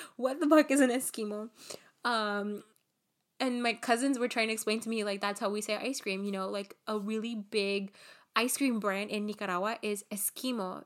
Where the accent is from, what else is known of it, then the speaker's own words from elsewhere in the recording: Los Angeles, California, United States; I was born and raised here in Los Angeles